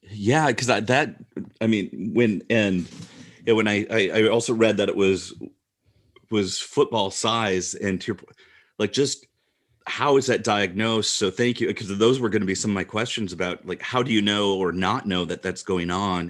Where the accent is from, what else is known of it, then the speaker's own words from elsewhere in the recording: Midwest, United States; as a male growing up in the Midwest